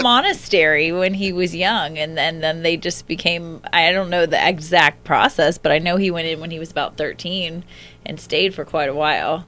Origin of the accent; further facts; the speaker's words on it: Alachua, Florida, United States; moved away; a very small town called Alachua, uh, Florida